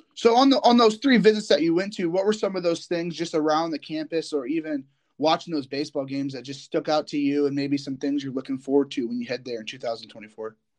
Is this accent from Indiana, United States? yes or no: yes; Indiana, United States; I'm from Indiana